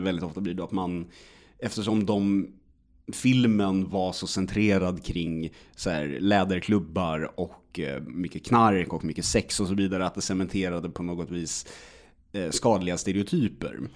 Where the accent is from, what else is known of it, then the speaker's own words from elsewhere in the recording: Sweden; man som svensk